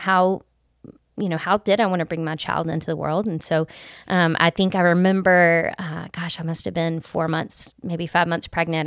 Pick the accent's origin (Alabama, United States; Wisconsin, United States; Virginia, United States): Alabama, United States; Gulf Coast; I grew up on the Gulf Coast in Alabama